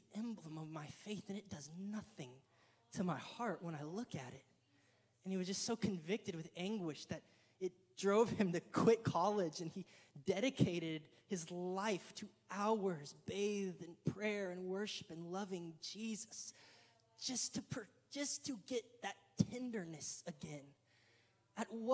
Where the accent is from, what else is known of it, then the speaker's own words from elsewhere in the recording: Killeen, Texas, United States; our hometown where we grew up in Killeen